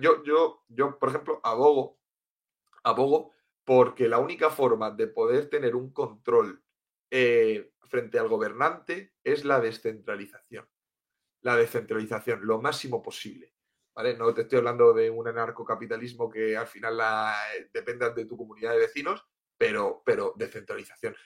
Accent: Cartagena, Region of Murcia, Spain; also born or lived in Tenerife; yo soy de Cartagena, de Murcia, y lo que pasa es que viví unos años en Tenerife.

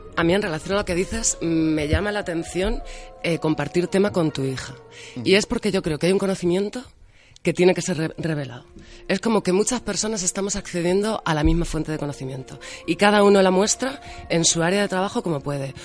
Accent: Albacete, Castilla-La Mancha, Spain; Como buena manchega y albaceteña que soy

